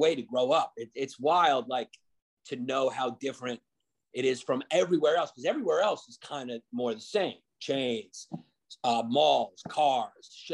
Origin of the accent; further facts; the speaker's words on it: New York City, New York, United States; growing up in New York City too, I grew up in Brooklyn